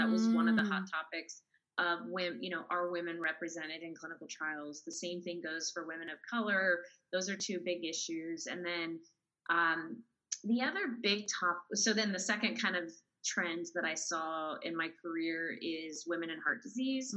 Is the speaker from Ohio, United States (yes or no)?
no; Southern California, United States; moved away as an adult; now in Austin, United States; I'm in Austin, Texas, and I'm originally from Southern California. So I moved here about 7 years ago